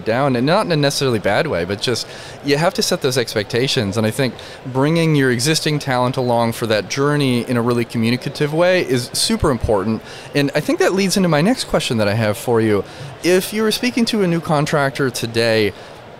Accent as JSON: {"language": "English", "region": "rural Michigan", "country": "United States", "tie": "born or raised there", "said": "I grew up in rural Michigan"}